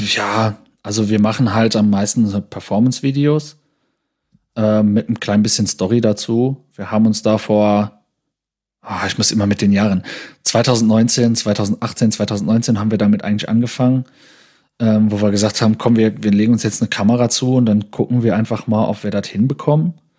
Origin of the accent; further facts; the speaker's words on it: Saarland, Germany; bei uns im Saarland in Neunkirchen